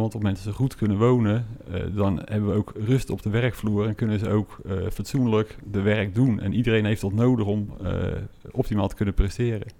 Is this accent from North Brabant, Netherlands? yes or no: no; Westland, South Holland, Netherlands; Wij zijn eh, geboren en getogen Westlanders